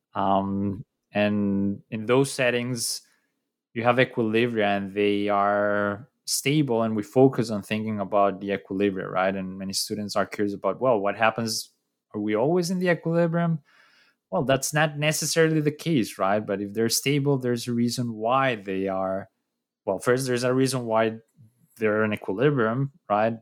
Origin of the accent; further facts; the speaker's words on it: Colombia; I'm from Colombia